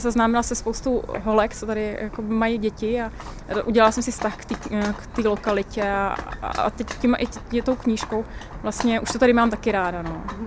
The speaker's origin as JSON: {"language": "Czech", "region": "Prague", "country": "Czechia", "tie": "born or raised there", "also_born_or_lived": "Ďáblice, Prague", "said": "Já jsem vyrůstala taky na sídlišti eh, ve Strašnicích"}